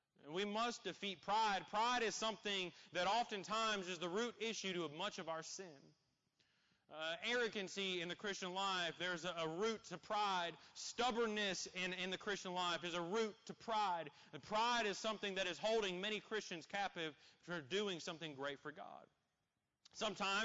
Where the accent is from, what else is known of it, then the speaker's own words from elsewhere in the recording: Columbus, Indiana, United States; I grew up in Columbus, Indiana